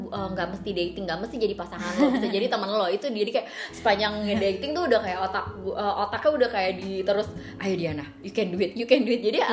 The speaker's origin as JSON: {"language": "Indonesian", "town": "Tangerang", "region": "Banten", "country": "Indonesia", "said": "kita warga Tangerang"}